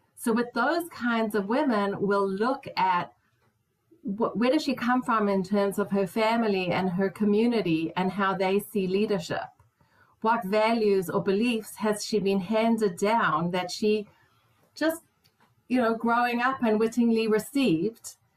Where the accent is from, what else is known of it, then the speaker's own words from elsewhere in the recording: South Africa; moved away; also born or lived in Israel; as a South African woman